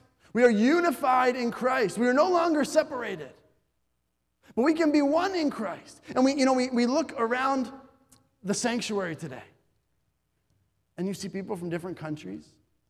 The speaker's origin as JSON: {"language": "English", "country": "Bolivia", "tie": "born or raised there", "said": "I remember growing up in Bolivia, many Americans who were there would proudly say that they were Americans."}